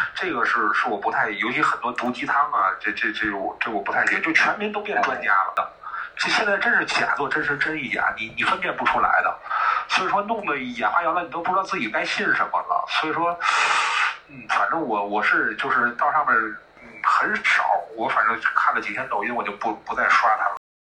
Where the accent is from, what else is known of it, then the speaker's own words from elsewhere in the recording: Tianjin, China; 我们天，我们天津